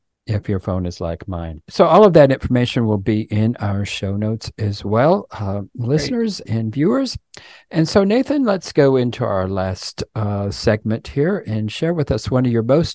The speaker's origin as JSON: {"language": "English", "region": "Colorado", "country": "United States", "tie": "born or raised there", "moved": "yes", "lives_now": "Appalachia, United States", "said": "I grew up in Colorado, and I live live here in Appalachia now"}